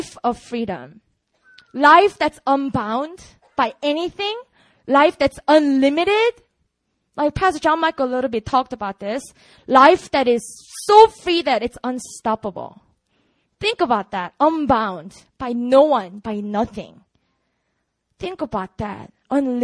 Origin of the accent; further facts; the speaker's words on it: Busan, South Korea; English is a second language; moved away; also born or lived in Seoul; I grew up in Busan